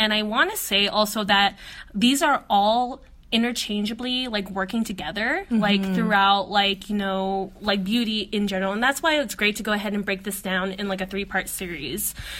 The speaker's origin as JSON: {"language": "English", "country": "Philippines", "said": "our experiences as Filipino women."}